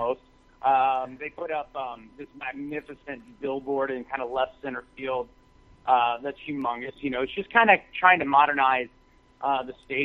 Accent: Chicago, Illinois, United States; I'm from Chicago, Illinois

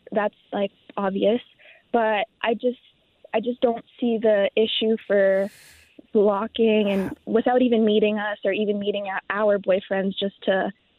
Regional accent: India; I'm Indian, so it's, like, proper to come and say hello and give a hug

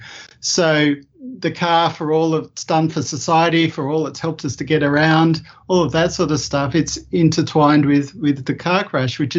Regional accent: Australia; I grew up with in Australia

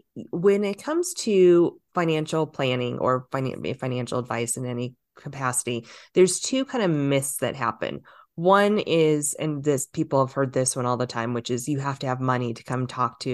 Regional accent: Los Angeles, California, United States; I did start in Hollywood. I grew up in Southern California. I grew up in LA.

